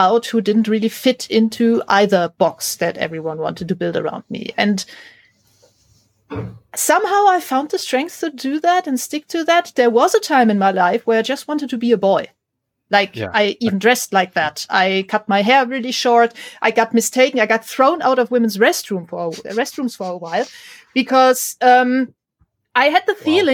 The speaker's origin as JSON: {"language": "English", "country": "Germany", "tie": "born or raised there", "said": "growing up in Germany in the 80s as a girl who was into STEM stuff"}